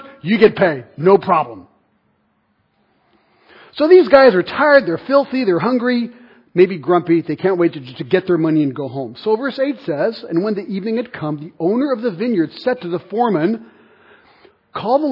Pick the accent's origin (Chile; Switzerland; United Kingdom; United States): Switzerland; I'm from Switzerland